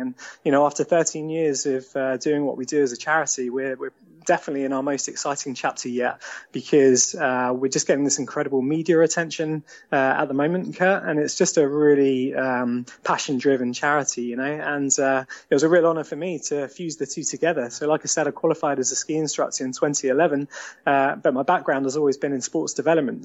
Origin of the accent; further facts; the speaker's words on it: Eastbourne, South East England, United Kingdom; moved away as an adult; also born or lived in London; now in Sevenoaks, United Kingdom; I grew up in Eastbourne, and it was an amazing childhood down there.